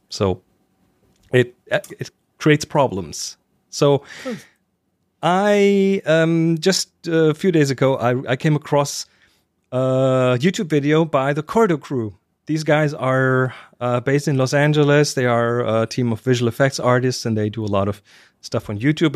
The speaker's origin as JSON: {"language": "English", "country": "Germany", "said": "I'm German"}